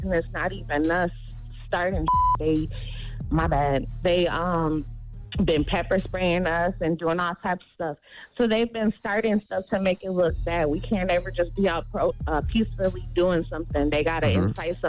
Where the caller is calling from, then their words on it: Minnesota, United States; I'm from Minnesota.